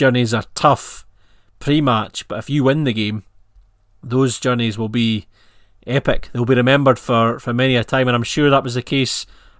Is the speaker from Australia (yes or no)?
no; Edinburgh, Scotland, United Kingdom; I'm from Edinburgh